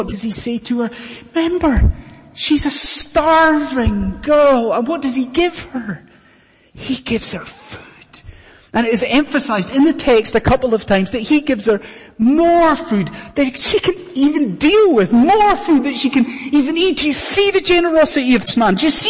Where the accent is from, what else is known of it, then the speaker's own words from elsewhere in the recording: Scotland, United Kingdom; I've done it once, and as a Scottish Highlander, I withered.